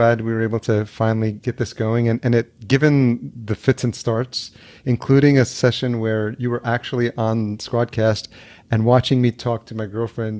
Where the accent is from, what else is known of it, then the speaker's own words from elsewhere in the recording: El Salvador; born there; I was born in El Salvador, but I don't look like Salvadorians because they're just like shorter.